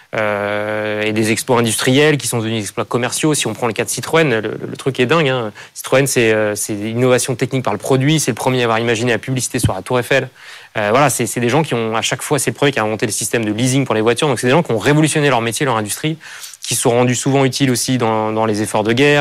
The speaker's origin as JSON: {"language": "French", "country": "France", "tie": "born or raised there", "said": "je suis attaché à, voilà, à, mon environnement, là où j'ai grandi, et à cette idée que c'est voilà, un pays magnifique"}